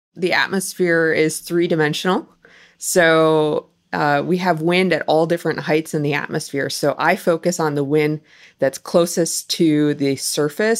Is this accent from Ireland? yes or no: no; Wisconsin, United States; moved away; I grew up in Wisconsin